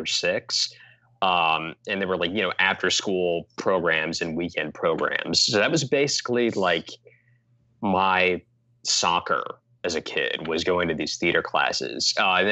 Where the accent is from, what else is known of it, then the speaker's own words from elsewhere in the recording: Portland, Oregon, United States; I grew up in Portland, Oregon, and I grew up doing a lot of theater.